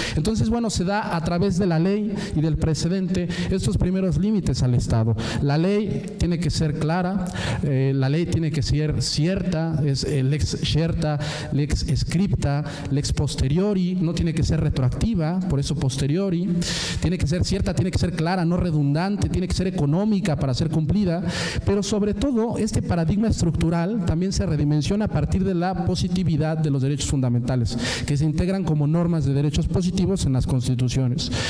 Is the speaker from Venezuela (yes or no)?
no; Puebla, Mexico; Yo que vengo de Puebla